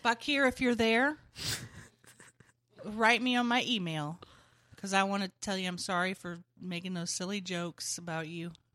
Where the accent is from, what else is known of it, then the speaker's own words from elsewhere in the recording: United States; I'm just an American.